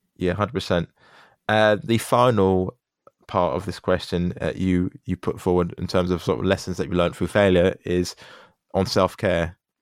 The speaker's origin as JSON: {"language": "English", "country": "United Kingdom", "tie": "born or raised there", "said": "born here"}